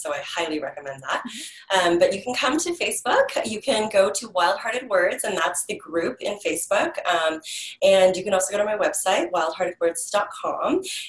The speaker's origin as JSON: {"language": "English", "region": "Hawaii", "country": "United States", "said": "So, you know, we are originally from Hawaii. That's where my family started, our intimate little family, my husband and my daughter, we met on Kauai."}